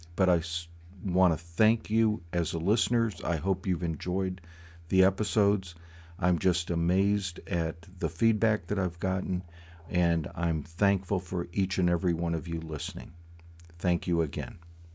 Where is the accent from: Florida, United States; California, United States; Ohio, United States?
Florida, United States; Growing up in Florida